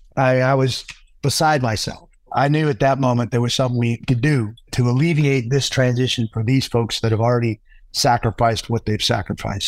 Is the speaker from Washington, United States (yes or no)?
yes; Pacific Northwest, Puget Sound, Washington, United States; moved away; also born or lived in Flagstaff; I grew up in the Pacific Northwest, right on the Puget Sound